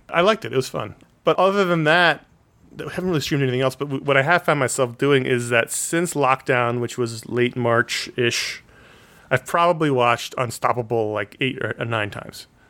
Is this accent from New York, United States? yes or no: yes; New York City, New York, United States; one of the characters lived on the Upper West Side. That's where I grew up